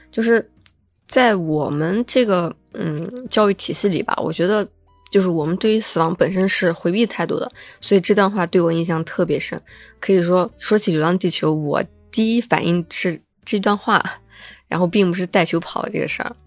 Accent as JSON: {"language": "Chinese", "country": "China", "said": "我觉得是属于我们中国人很自豪的一部作品"}